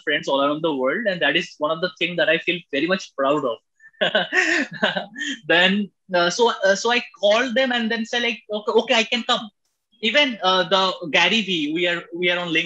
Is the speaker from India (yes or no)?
yes; India; as we being an Indian